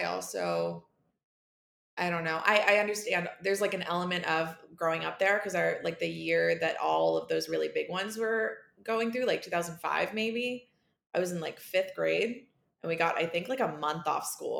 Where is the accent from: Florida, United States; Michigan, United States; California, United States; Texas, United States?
Florida, United States; moved away as an adult; I grew up in Florida and lived there until I was 25